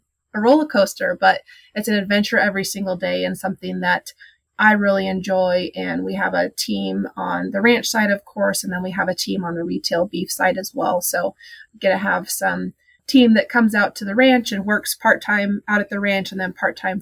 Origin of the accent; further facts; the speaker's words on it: Dillon, Montana, United States; moved away as an adult; now in Idaho, United States; I actually grew up in Montana. I'm from Dillon, Montana